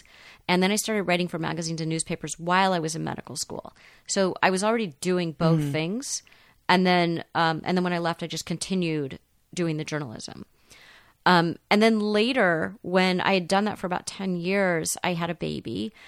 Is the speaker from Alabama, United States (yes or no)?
no; Los Angeles, California, United States; I, you know, grew up in the 70s, which was, it was very suburban here in Los Angeles.